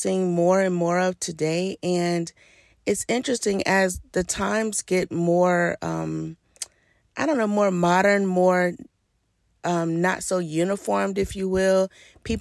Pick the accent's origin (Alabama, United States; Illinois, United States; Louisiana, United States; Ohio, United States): Alabama, United States; Birmingham; I grew up in Birmingham, Alabama